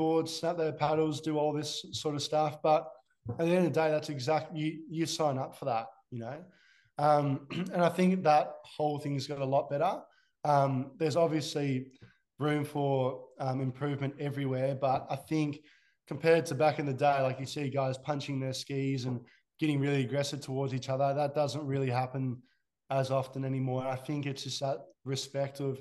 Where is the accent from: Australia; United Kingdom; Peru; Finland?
Australia; As an Aussie